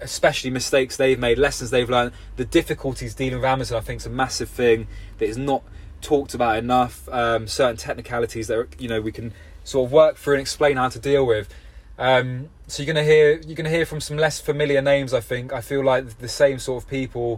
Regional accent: London, United Kingdom; now in Somerset, United Kingdom; I'm from London originally

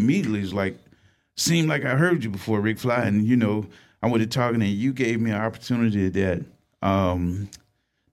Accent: Atlanta, Georgia, United States; also born or lived in Ohio; I'm from Atlanta. I was born in Ohio, but raised in Atlanta.

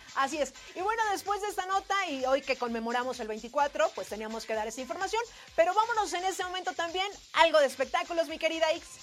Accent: Mexico

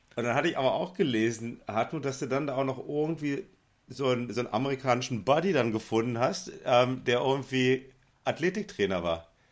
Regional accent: West Germany, Germany; als Wessi

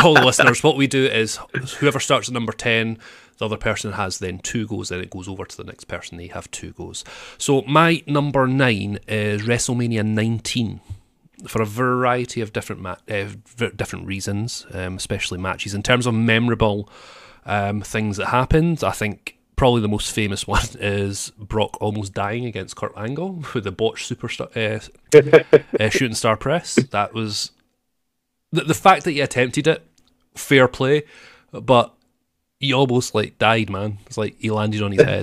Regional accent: Scotland, United Kingdom; I'm actually a real Scotsman.

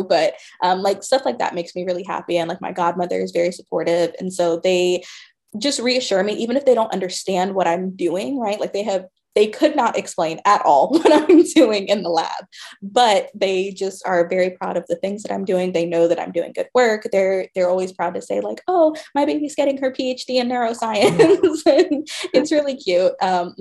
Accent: Georgia, United States; I grew up in Georgia

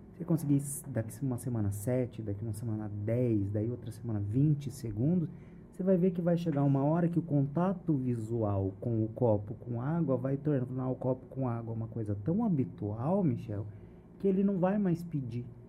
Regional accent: Cambé, Paraná, Brazil; eu não sou londrina, eu sou de Cambé

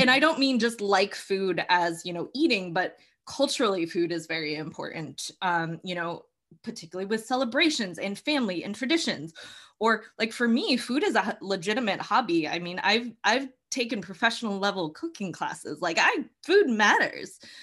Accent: Massachusetts, United States; I'm from the Northeast. I'm from Massachusetts.

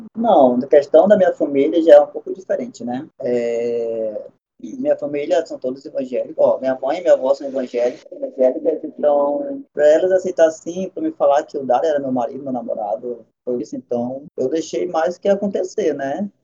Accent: Iranduba, Amazonas, Brazil; eu não sou manauara, eu sou irambubense

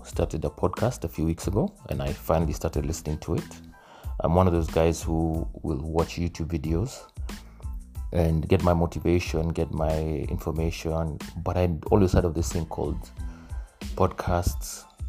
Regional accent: Nairobi, Kenya; also born or lived in Ohio; I'm Kenyan, born and raised in Nairobi, went to school in Ohio

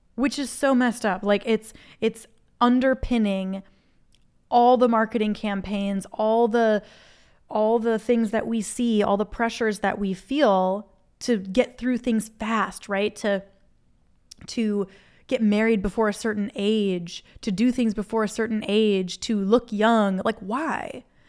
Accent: Minnesota, United States; moved away; I'm from Minnesota originally

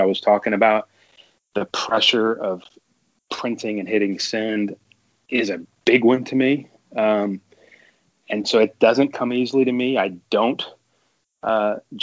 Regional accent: Texas, United States; I'm from Texas

